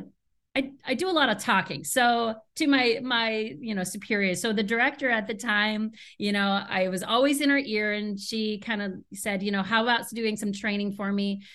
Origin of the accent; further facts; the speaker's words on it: Seattle, Washington, United States; now in Chicago, United States; I'm originally from Seattle